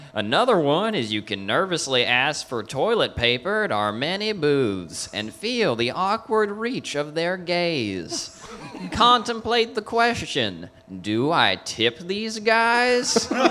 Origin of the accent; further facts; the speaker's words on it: Kentucky, United States; I was born in Kentucky